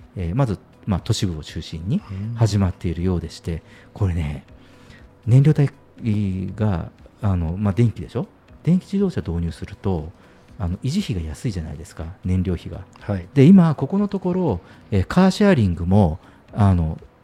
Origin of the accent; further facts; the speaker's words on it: Kyushu, Japan; 私九州の人間